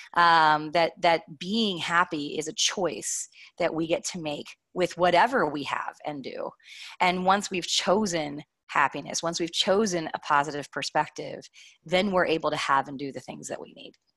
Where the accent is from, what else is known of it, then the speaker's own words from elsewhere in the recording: Kentucky, United States; I'm from Kentucky originally.